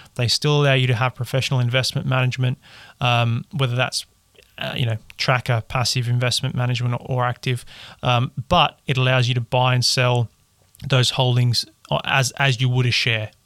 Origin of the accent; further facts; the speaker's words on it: Perth, Western Australia, Australia; moved away; I'm from Perth in Western Australia originally